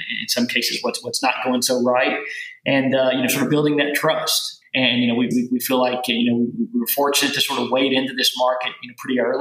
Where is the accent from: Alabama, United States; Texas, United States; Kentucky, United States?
Kentucky, United States; rural; accent: southern; moved away as an adult; now in New York, United States; I grew up on a little farm in rural Kentucky